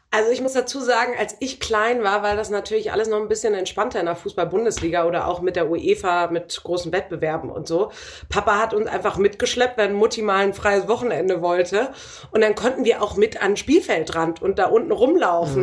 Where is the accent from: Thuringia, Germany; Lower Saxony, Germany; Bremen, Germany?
Bremen, Germany; Ich bin ja Bremerin